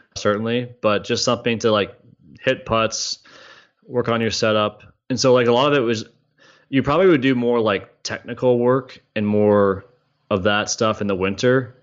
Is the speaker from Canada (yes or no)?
yes; Canada; moved away as an adult; also born or lived in Ohio; I'm growing up in Canada as a teenager